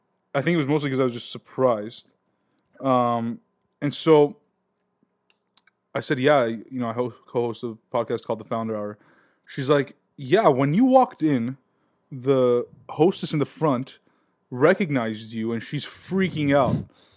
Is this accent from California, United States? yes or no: yes; Glendale, California, United States; born or raised there